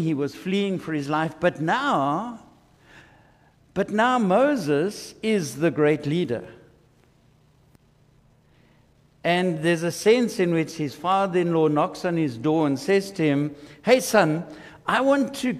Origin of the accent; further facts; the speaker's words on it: South Africa; I am a South African